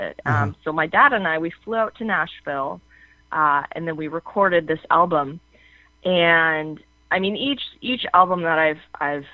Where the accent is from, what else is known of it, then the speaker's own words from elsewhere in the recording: Canada; I'm Canadian